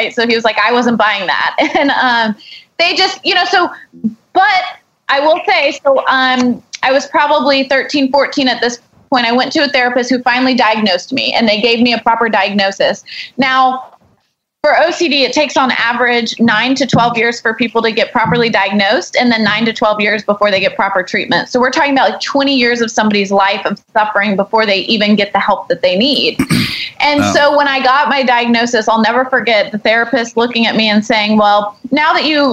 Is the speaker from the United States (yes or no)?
yes; Houston, Texas, United States; we grew up here in Houston, you know, biggest medical center